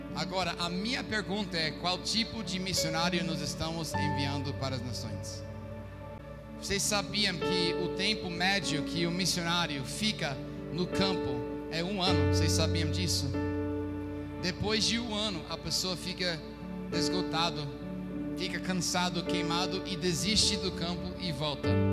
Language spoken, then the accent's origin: Portuguese; United States; Portuguese is a second language; moved away as an adult; now in Recife, Brazil; eu fiz na minha terra dos Estados Unidos